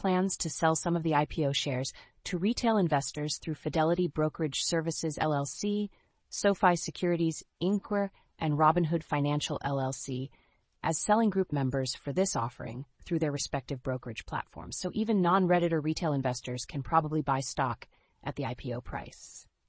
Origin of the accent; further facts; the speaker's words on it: Canada; Unfortunately, I am a Canadian and thus forbidden from participating.